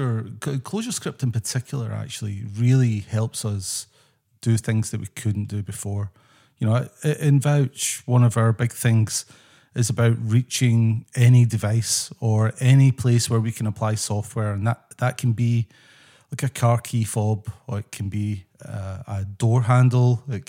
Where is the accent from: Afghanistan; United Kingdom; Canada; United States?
United Kingdom; Scotland; moved away as an adult; So I'm originally from Scotland. That's my background.